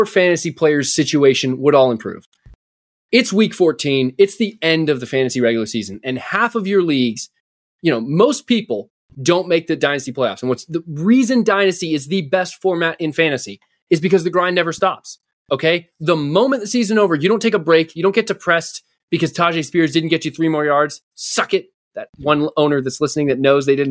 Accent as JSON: {"language": "English", "region": "the belt buckle of the Bible Belt", "country": "United States", "tie": "born or raised there", "said": "We grew up in the Bible, the belt buckle of the Bible Belt"}